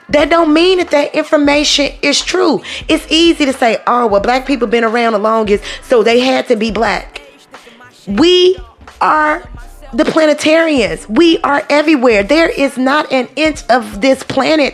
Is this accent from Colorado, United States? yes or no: no; Chicago, Illinois, United States; now in Southern United States, United States; I was born and brought up in Illinois, in Chicago, okay? We live in the South now.